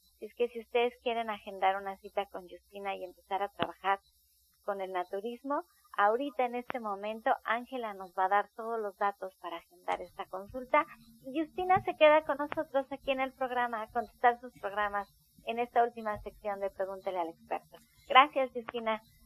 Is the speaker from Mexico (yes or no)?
yes; Mexico; nosotros como mexicanos